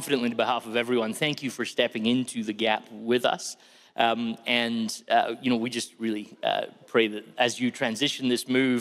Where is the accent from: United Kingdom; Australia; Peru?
United Kingdom; Scotland; I am a Scotsman.